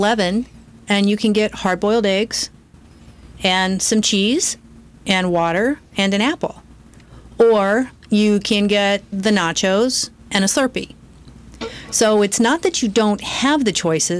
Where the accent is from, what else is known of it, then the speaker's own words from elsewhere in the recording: Oregon, United States; also born or lived in St. Louis, Missouri; we moved to Oregon. So I spent most of my years in Oregon and loved it